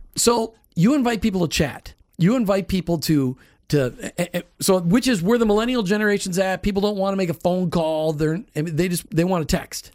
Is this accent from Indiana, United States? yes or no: no; Minnesota, United States; I grew up in Minnesota